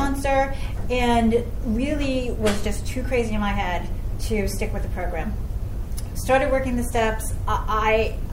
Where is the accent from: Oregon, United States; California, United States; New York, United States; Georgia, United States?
New York, United States; New York City; moved away as an adult; now in Los Angeles, United States; I am from New York City and now live in LA. I've lived in LA for over 11 years now.